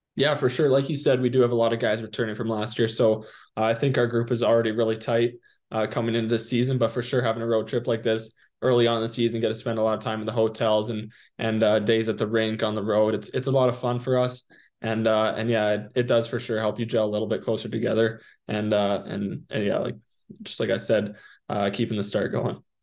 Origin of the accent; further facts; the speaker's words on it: Prince Albert, Saskatchewan, Canada; now in Portland, United States; Prince Albert, my hometown